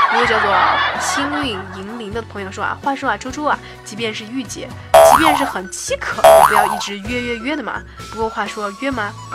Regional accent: Chengdu, Sichuan, China; 也是我的成都老乡

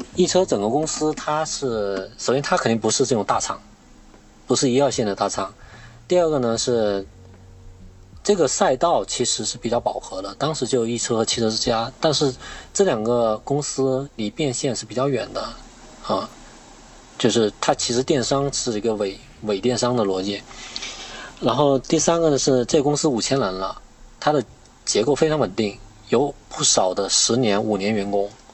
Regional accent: Guangxi, China; moved away as an adult; also born or lived in Beijing; 因为我广西人嘛

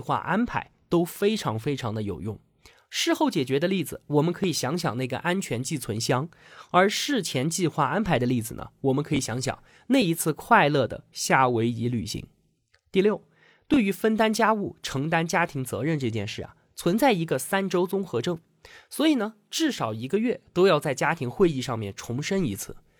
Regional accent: China; 我们中国人的含蓄羞涩

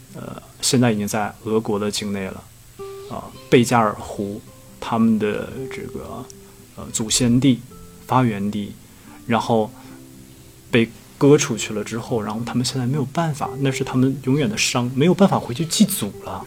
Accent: Heilongjiang, China; 我是黑龙江人。嗯。所以我们那边呢，也有这个类似于萨满的这种东西，我们那边嗯。叫跳大神儿

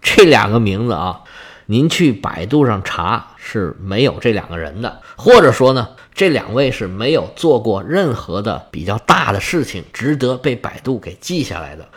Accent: China; 我们中国人看了就必然不习惯

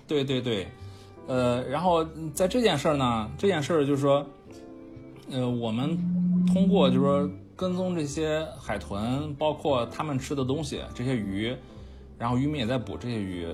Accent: Qingdao, Shandong, China; 我是青岛人嘛，呃，嗯。从小是几乎是是还行长大的

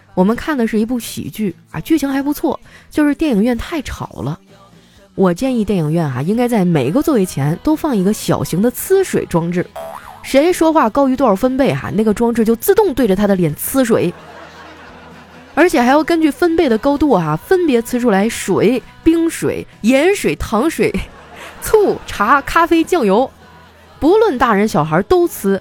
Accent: Northeast China, China; 虽然我是个东北人，但是我真的不喜欢冬天

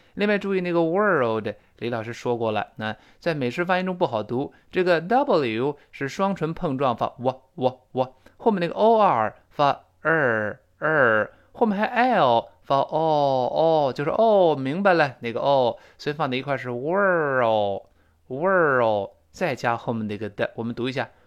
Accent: China; 就是我们中国人说的这个这个那个那个

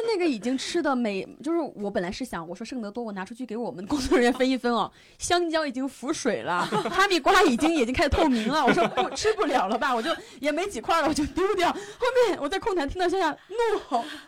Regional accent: a border town in southwest China, China; moved away as an adult; also born or lived in Chongqing; now in Beijing, China; 我小时候是在一个，呃，镇上西南的一个边陲小镇上学

